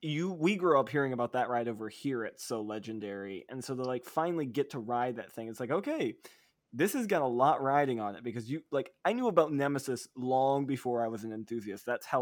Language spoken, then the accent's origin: English; United States; I'm an American